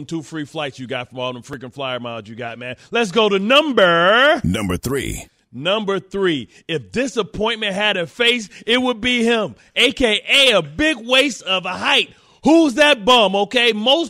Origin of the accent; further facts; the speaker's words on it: Detroit, Michigan, United States; I'm from Detroit.